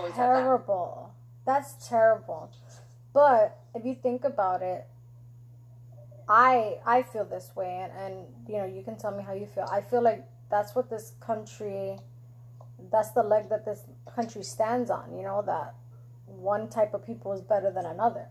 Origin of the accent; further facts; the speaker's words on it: New York, United States; now in Florida, United States; I'm from New York